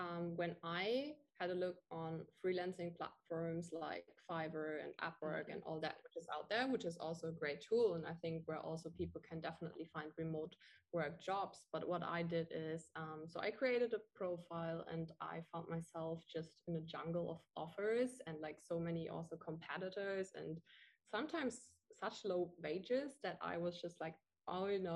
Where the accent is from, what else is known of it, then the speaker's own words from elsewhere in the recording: Germany; moved away as an adult; now in Bali, Indonesia; I'm from Germany